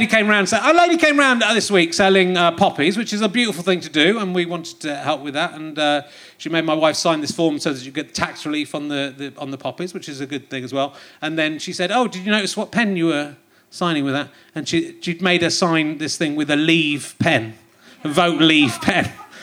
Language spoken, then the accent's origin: English; West Country, South West England, United Kingdom; accent: West Country; I grew up in the West Country, so, you know, I had a bit of a West Country accent.